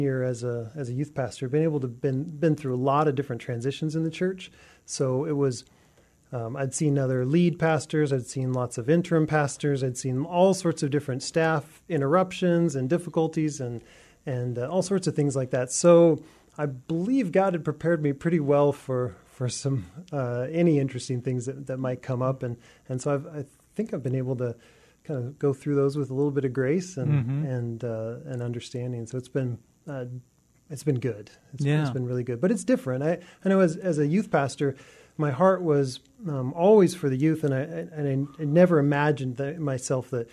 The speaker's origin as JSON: {"language": "English", "town": "Ferndale", "region": "Washington", "country": "United States", "tie": "born or raised there", "said": "I grew up next to the Canadian border in Ferndale, Washington"}